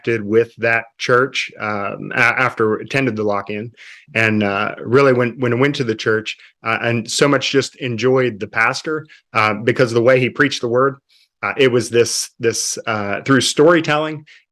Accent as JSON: {"language": "English", "town": "Worthington", "region": "West Virginia", "country": "United States", "tie": "born or raised there", "moved": "as an adult", "lives_now": "Mexico", "said": "I grew up in a city called Fairmont, just a small town actually outside of Fairmont called Worthington, a town of about 200 people"}